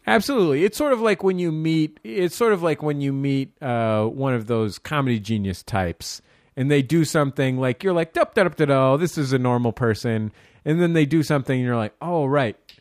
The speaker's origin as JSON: {"language": "English", "town": "San Francisco", "region": "California", "country": "United States", "said": "I'm from San Francisco, the greatest city in the world"}